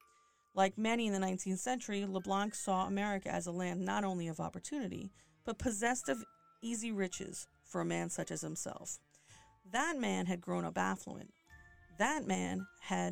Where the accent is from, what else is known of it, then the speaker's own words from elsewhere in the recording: New Jersey, United States; I grew up in New Jersey.